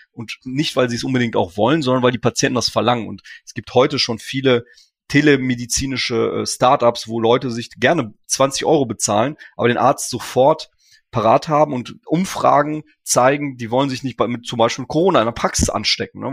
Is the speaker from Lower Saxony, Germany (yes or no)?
no; Ruhr area, North Rhine-Westphalia, Germany; Ich komme aus dem Ruhrgebiet, habe hier studiert